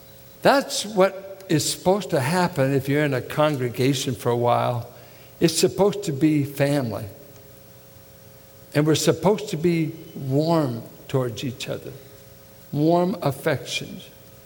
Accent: Midwest, United States; I grew up in Midwestern piety, strict holiness circles, no makeup, jewelry, everything, strict, and very subculture.

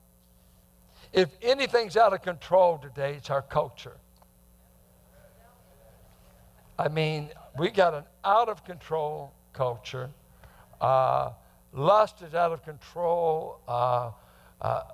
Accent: Bay Area, California, United States; growing up in the Bay Area, growing up with a psyche that guys are going to mess with you

